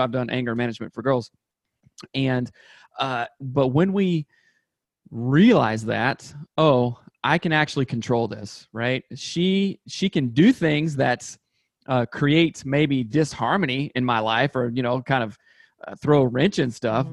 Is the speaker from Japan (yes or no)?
no; South Carolina, United States; moved away as an adult; now in Seattle, United States; I grew up in South Carolina, went to undergrad there and everything